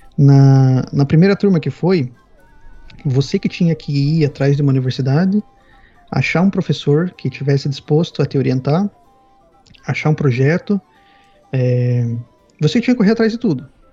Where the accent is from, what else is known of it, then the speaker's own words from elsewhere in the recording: Paraná, Brazil; moved away as an adult; also born or lived in Spain / United Kingdom; now in Sweden; eu nasci no litoral do, do Paraná, mas quando eu era criança me mudei pro, pro interior